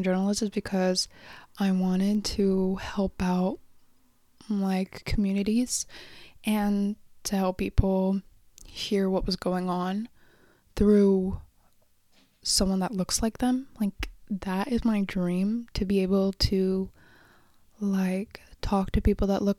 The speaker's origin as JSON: {"language": "English", "town": "Oxnard", "region": "California", "country": "United States", "moved": "yes", "said": "Originally, I'm from Oxnard, like Ventura, Beachy"}